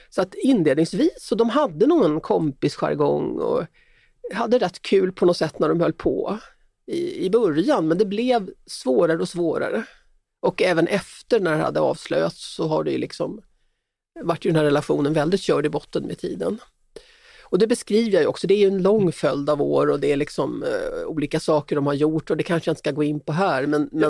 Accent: Sweden; som svensk

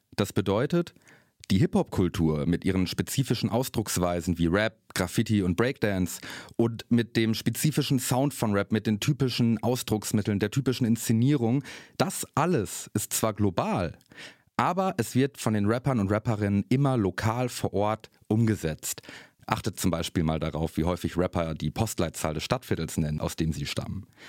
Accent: Germany; Ich bin in Deutschland geboren, meine Geburtsurkunde ist deutsch

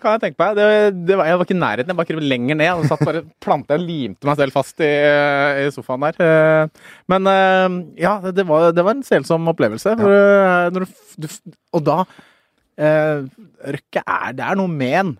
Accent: Norway; jeg er født i Norge, men faren min er født på Kapp Verde.

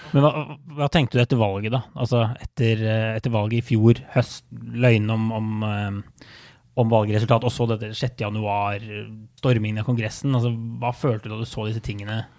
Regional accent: Norway; moved away as an adult; now in United States

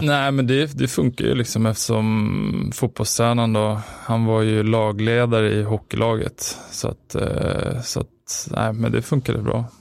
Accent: Stockholm, Stockholm County, Sweden; Spånga, född, eller född är jag väl inte, men uppväxt i Spånga

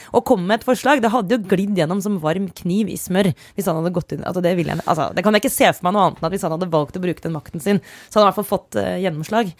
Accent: Romerike, Akershus, Norway; Jeg kommer jo fra Romerike det ikke, så Jessheim er ikke så langt

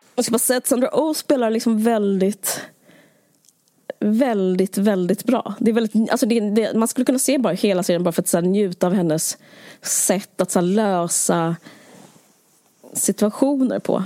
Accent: Sweden; Som svensk

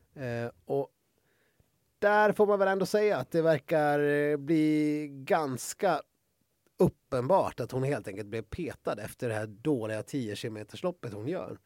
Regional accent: Sweden; som svensk

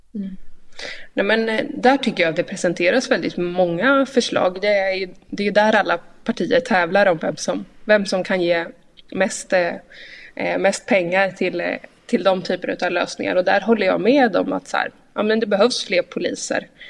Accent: Linköping, Östergötland, Sweden; hemma i Linköping

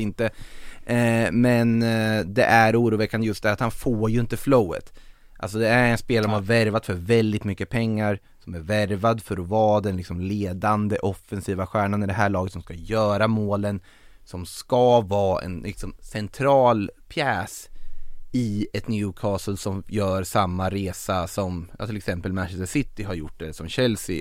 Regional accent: Norrköping, Östergötland, Sweden; born or raised there

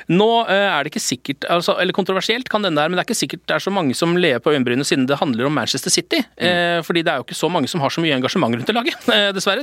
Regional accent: Moss, Østfold, Norway; Moss, som er min hjemby by.

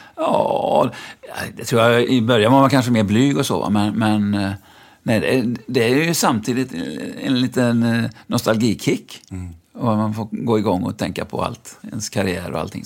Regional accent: Lyrestad, Västra Götaland, Sweden; moved away as an adult; also born or lived in Gothenburg; jag föddes ju i Lyrestad utanför Mariestad, där min pappa var rektor

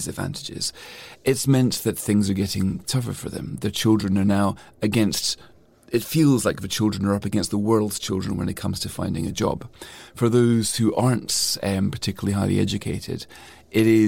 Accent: Scotland, United Kingdom; I'm always been very proud of regarding myself as a European, as well as a Scot, as well as a Brit.

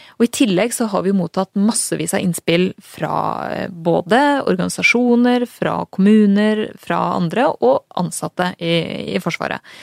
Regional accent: Strømmen, Akershus, Norway; jeg er jo født og oppvokst på Strømmen

